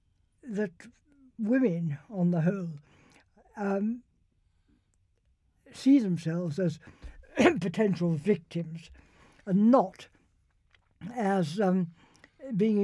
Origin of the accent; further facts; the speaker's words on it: Winchester, South East England, United Kingdom; I was brought up in Winchester